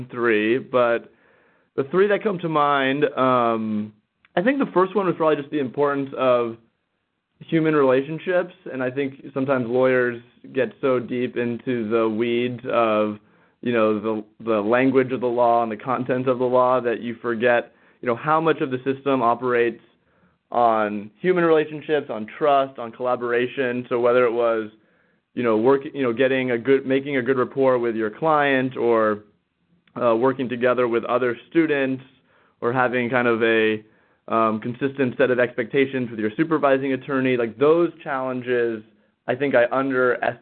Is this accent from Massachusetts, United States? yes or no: no; Northern California, United States; now in Washington, D.C., United States; I'm originally from Northern California